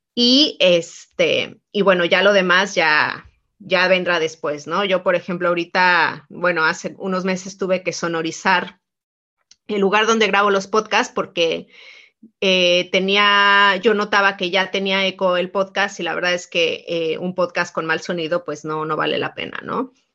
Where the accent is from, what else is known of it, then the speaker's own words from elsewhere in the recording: Mexico; soy mexicana